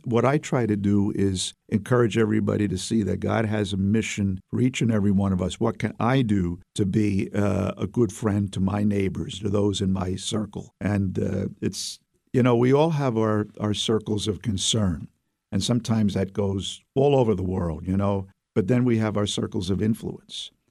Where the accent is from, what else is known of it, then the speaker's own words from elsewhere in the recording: New York City, New York, United States; accent: Brooklyn; now in Albany, United States; I was raised in Brooklyn